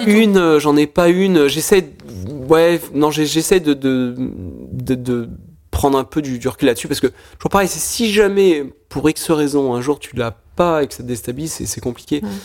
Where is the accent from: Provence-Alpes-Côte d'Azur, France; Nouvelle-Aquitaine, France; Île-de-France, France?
Nouvelle-Aquitaine, France; Charentes; moved away; also born or lived in Lyon; je suis originaire de des Charentes